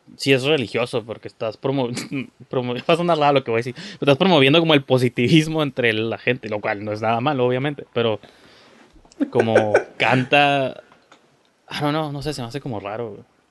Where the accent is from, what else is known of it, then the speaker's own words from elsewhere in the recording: Tijuana, Baja California, Mexico; somos de Tijuana